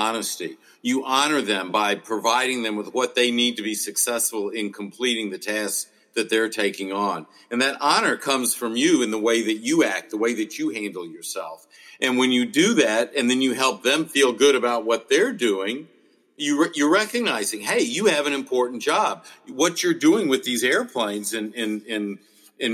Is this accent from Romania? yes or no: no; United States